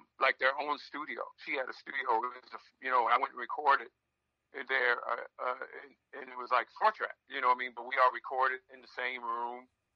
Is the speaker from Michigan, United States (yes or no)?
yes; Detroit, Michigan, United States; growing up in Detroit